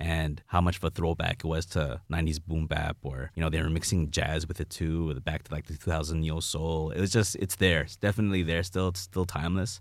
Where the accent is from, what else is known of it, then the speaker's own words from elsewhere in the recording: Toronto, Ontario, Canada; I'm from Jane and Finch